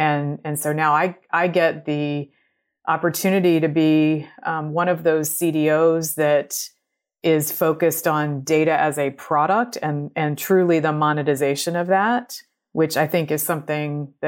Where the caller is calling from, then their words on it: Chapel Hill, North Carolina, United States; So today I am joining you from Chapel Hill, North Carolina